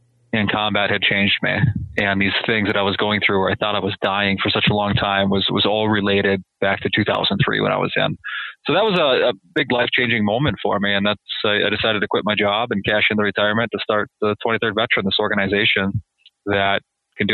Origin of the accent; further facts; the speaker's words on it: Minnesota, United States; moved away as an adult; I grew up in Minnesota